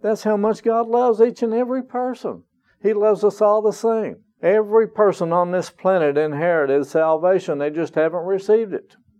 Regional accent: North Carolina, United States; moved away; also born or lived in Broken Arrow, Oklahoma; North Carolina is my hometown

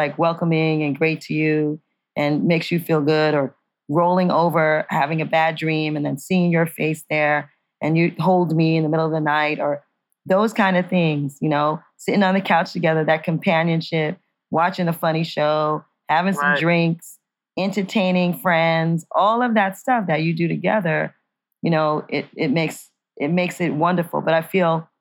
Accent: New York City, New York, United States; moved away; I'm from New York City.

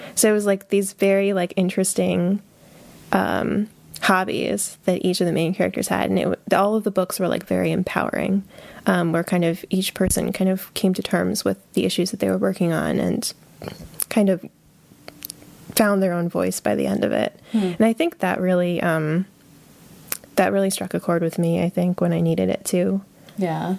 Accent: Hebron, Connecticut, United States; I'm from a small town in Connecticut called Hebron

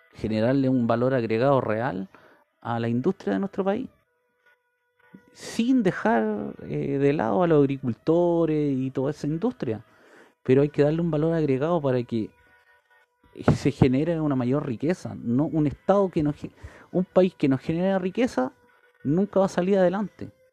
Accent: Chile

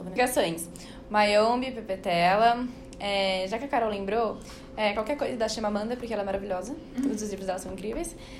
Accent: São Paulo, Brazil; eu sou de São Paulo

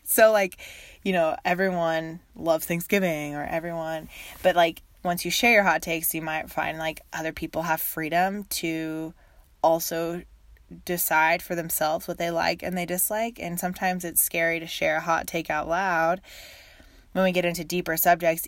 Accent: Texas, United States; also born or lived in Uganda; I live in Texas, near the Dallas area. And I grew up in Texas

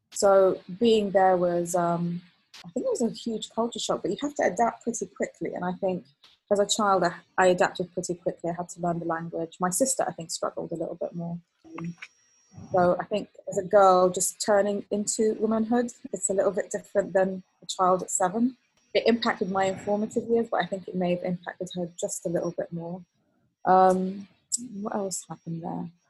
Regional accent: Kuwait; also born or lived in Palestine; I was actually there, and so I was born there, but I was I grew up in Kuwait because my dad worked in Kuwait

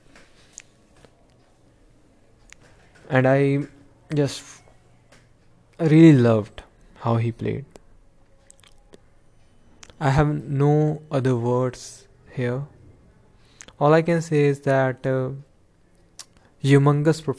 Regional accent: India; I am from India

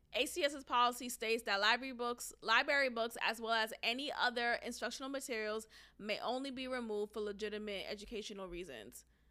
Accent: Nigeria; I'm Nigerian

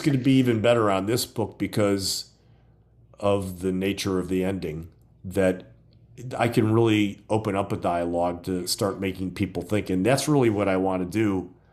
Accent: Gary, Indiana, United States; moved away as an adult; now in Florida, United States; growing up in Gary, Indiana, which borders Chicago

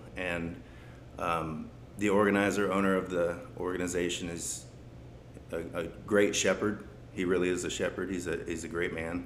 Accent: Pacific Northwest, outside of the Seattle area, Washington, United States; moved away as an adult; also born or lived in Pensacola; where I grew up in the Pacific Northwest, outside of the Seattle area

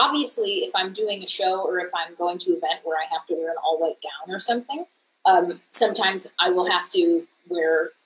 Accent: Buffalo, New York, United States; moved away as an adult; also born or lived in Chicago, United States; now in New York City, United States; I am originally from Buffalo, New York

